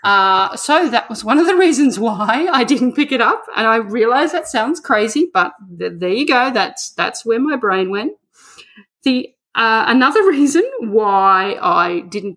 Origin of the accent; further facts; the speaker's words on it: Australia; moved away